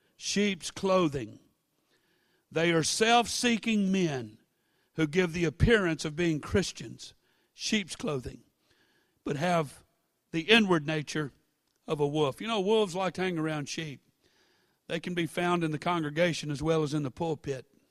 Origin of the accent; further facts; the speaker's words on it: Baton Rouge, Louisiana, United States; I was born and raised in Baton Rouge